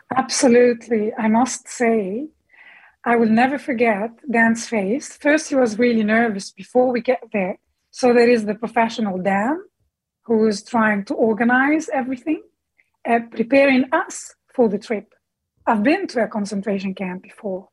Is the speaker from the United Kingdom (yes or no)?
no; Bekaa Valley, Beqaa, Lebanon; moved away as an adult; also born or lived in Damascus, Syria; I grew up in the Bekaa Valley.